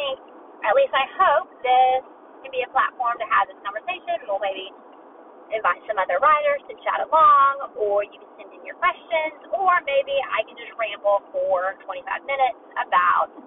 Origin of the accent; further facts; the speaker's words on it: Alabama, United States; I grew up in Alabama